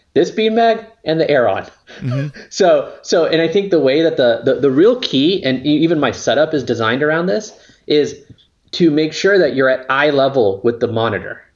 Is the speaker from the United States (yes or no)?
yes; La Mirada, California, United States; now in Northern California, United States; I grew up near Knott's Berry Farm. So it's a city called La Mirada